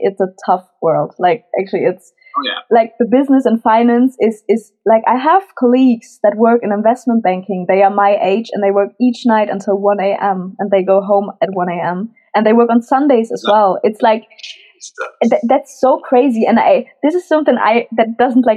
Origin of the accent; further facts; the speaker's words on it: Cologne, North Rhine-Westphalia, Germany; moved away as an adult; now in Frankfurt, Germany; I'm 22 years old and I'm from Cologne in Germany